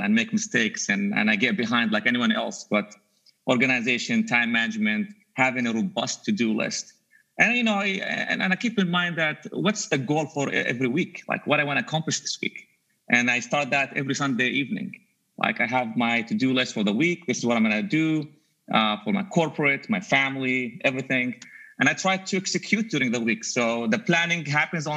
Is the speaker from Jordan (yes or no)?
yes; Jordan; English is a second language; moved away as an adult; also born or lived in Dubai, United Arab Emirates; now in United States; I was actually born in Dubai, but I grew up in Jordan